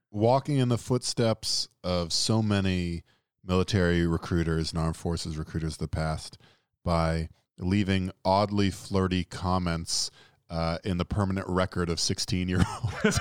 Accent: the Deep South, United States

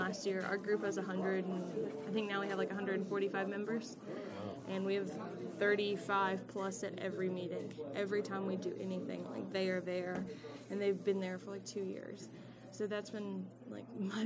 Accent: Corinth, Mississippi, United States; growing up in Corinth

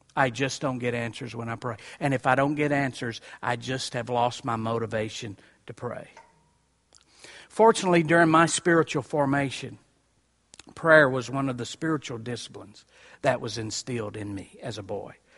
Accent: Columbia, Tennessee, United States; I was raised in Columbia, Tennessee

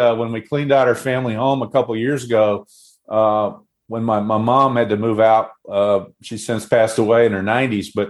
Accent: Southern Pines, North Carolina, United States; also born or lived in Pinehurst, North Carolina; I grew up in Southern Pines, North Carolina, which is 5 miles from Pinehurst. I was actually born in the hospital in Pinehurst

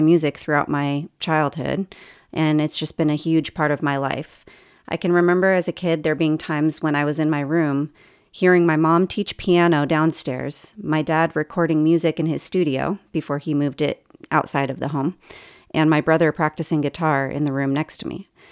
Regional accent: Los Angeles, California, United States; moved away as an adult; also born or lived in Irvine, California / Saint Louis, Missouri / Sacramento, California / Oahu, Hawaii; now in Bloomington, United States; I'm originally from the Los Angeles area

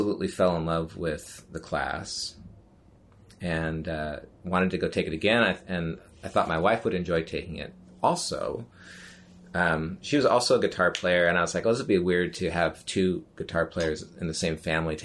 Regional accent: the Northwest, Pacific Northwest, United States; also born or lived in Tacoma / Seattle area; I'm from the Northwest.

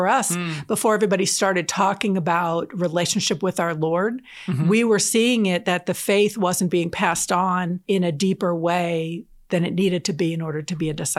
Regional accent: New Jersey, United States; also born or lived in Atlanta, Georgia / Southern Minnesota; now in Kansas, United States; I'm originally from New Jersey and Southern New Jersey.

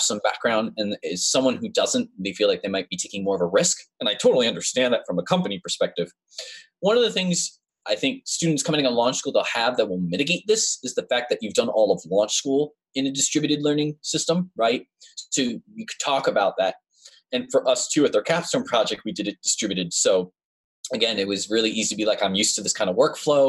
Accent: West Hartford, Connecticut, United States; moved away as an adult; now in Tulsa, United States; I was born and lived in West Hartford, Connecticut for pretty much my whole life

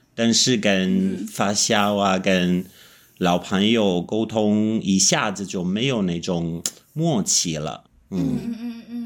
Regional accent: Italy; Chinese is a second language; moved away as an adult; also born or lived in Kunming, China / Beijing, China / Shanghai, China; 我是意大利人，但是我断断续续地在中国住过十年了

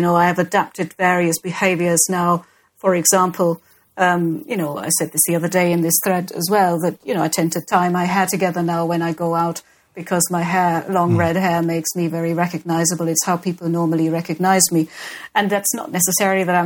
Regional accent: Germany; now in United Kingdom; Germany is where I was born

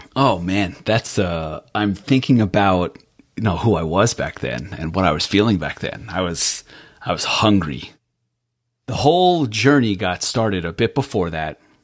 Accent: Israel; moved away; I was born in Israel, and my Hebrew name really had a rough time translating to English.

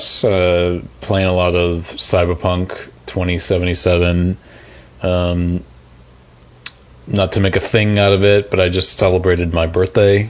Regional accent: South Shore, Massachusetts, United States; accent: Boston; I'm from the South Shore

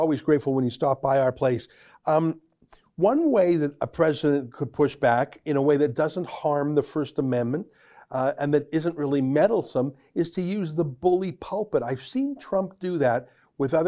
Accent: Canada; I'm a Canadian journalist and author

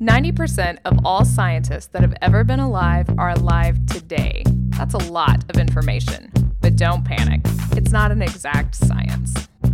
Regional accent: the South, United States; we grew up in the South

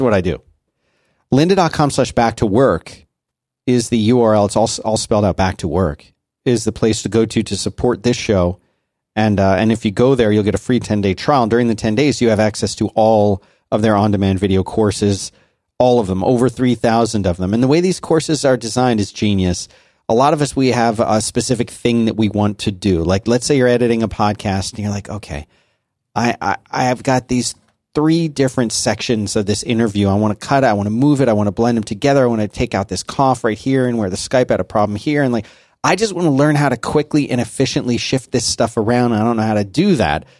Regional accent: Philadelphia, Pennsylvania, United States; I was born and raised in Philly

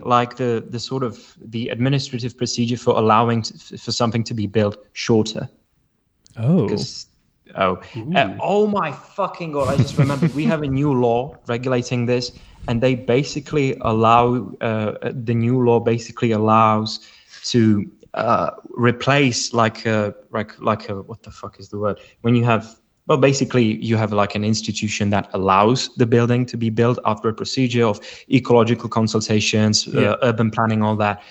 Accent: Czechia

